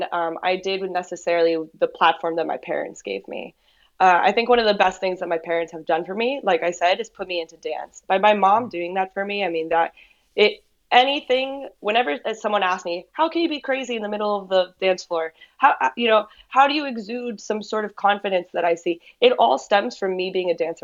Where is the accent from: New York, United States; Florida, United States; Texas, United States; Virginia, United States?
Florida, United States; Miami; I was born and raised here in Miami